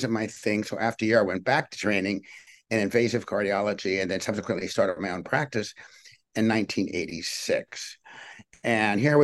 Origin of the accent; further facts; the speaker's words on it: Richmond, Virginia, United States; I grew up in Richmond, Virginia, and I didn't have a medical family